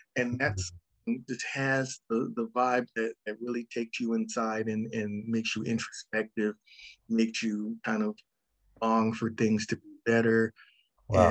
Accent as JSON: {"language": "English", "town": "Los Angeles", "region": "California", "country": "United States", "tie": "born or raised there", "also_born_or_lived": "Ann Arbor, Michigan / Rialto, California", "said": "I was born in Ann Arbor, Michigan, and then we moved to Rialto, California when I was three. And then we moved"}